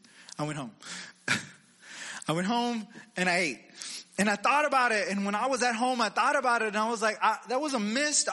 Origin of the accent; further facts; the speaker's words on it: Texas, United States; I'm from Texas